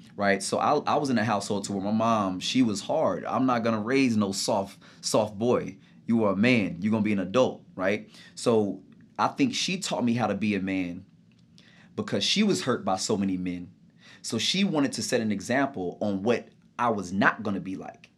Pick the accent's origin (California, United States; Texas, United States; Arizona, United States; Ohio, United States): Texas, United States; Grand Prairie; moved away as an adult; now in New York, United States; born and raised Dallas, Texas, in a little suburban area called Grand Prairie